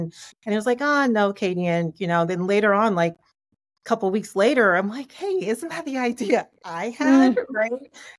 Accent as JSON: {"language": "English", "country": "Jamaica", "said": "I grew up in a West Indian, I'm Jamaican, grew up in a West Indian family"}